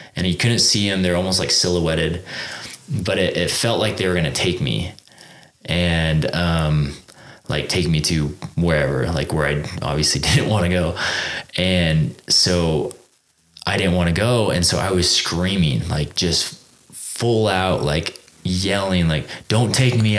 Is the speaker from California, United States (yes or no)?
yes; Exeter, California, United States; moved away as an adult; now in Utah, United States; i grew up in a small town called exeter california